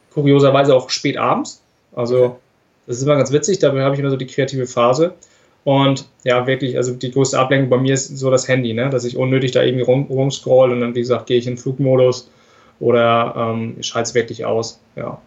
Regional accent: Flensburg, Schleswig-Holstein, Germany; ich komme aus Flensburg.

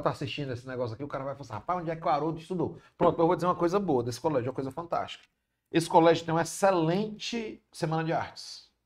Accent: Fortaleza, Ceará, Brazil; accent: cearense; Eu nasci onde atualmente é o App Vida da Antônio Padre Antônio Tomás

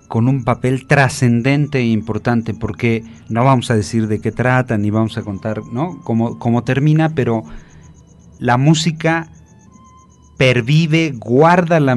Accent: Mexico; Porque es mexicana y nosotros somos mexicanos

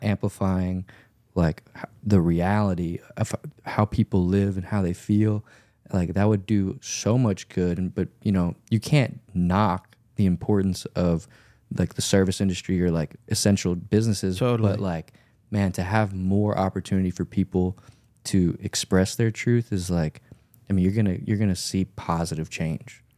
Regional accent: Louisiana, United States; I grew up in Louisiana

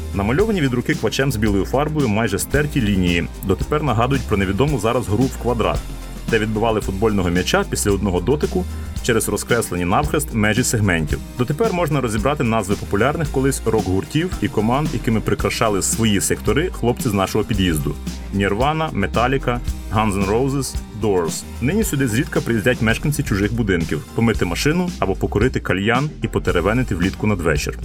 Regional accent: Lviv, Lviv Oblast, Ukraine; В Стрийському парку гімназистами ми ходили на уроки фізкультури в місцеву дю США

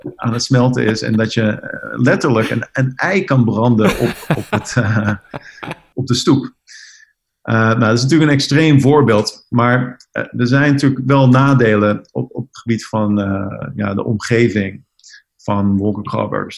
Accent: Netherlands; now in New York, United States; als Nederlanders

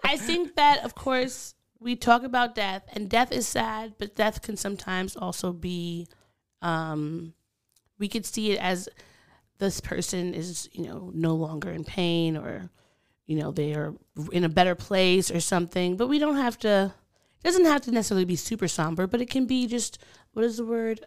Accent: Long Island, New York, United States; accent: Long Island; my Long Island accent

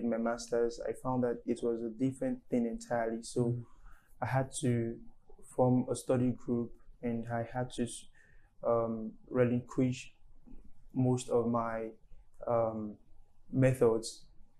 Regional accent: Lagos, Nigeria; also born or lived in Surulere, Lagos; I was brought up in Alaja Ayobo in Lagos State

